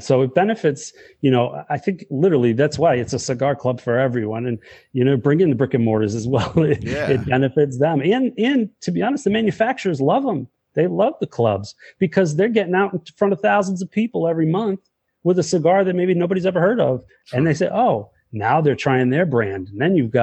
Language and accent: English; Worcester, Massachusetts, United States; moved away as an adult; also born or lived in Brookline, Massachusetts / Waltham, Massachusetts; now in Northeast Ohio, United States; I grew up born and raised in Worcester, Mass.